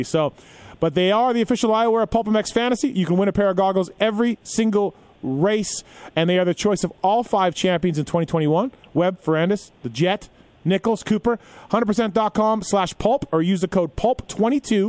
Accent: Manitoba, Canada; moved away; A gentleman I grew up with in Manitoba, Canada

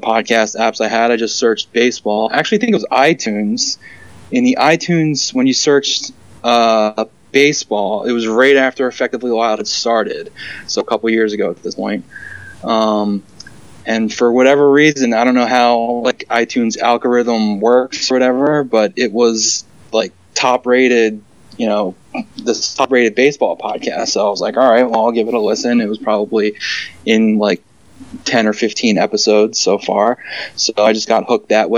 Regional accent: Philadelphia region, New Jersey, United States; moved away as an adult; now in New York City metro area, United States; I'm originally from the Philadelphia region, South Jersey

